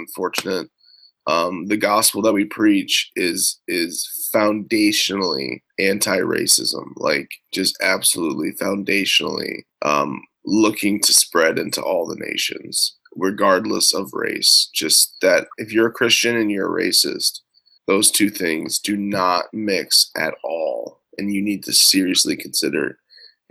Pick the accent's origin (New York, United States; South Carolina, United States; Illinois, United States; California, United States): Illinois, United States; Growing up in Illinois, I would say that racism is pretty non-existent, just from my experiences